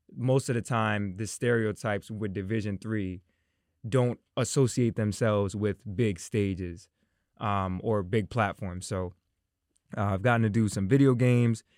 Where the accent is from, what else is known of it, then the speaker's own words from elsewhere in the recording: Tuckahoe, New York, United States; growing up in Tuckahoe